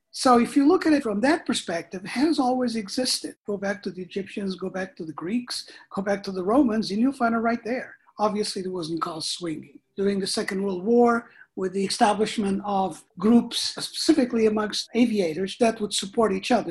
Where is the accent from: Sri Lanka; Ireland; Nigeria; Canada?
Canada; I'm Canadian